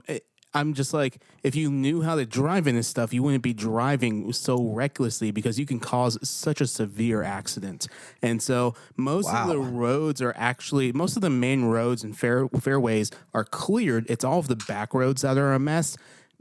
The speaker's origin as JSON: {"language": "English", "region": "New York", "country": "United States", "tie": "born or raised there", "moved": "yes", "lives_now": "Nashville, United States", "said": "my hometown of New York"}